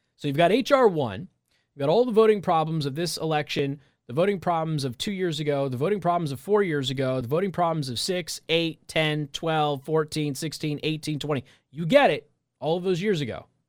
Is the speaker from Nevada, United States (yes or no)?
yes; Las Vegas, Nevada, United States; moved away; I'm also from Las Vegas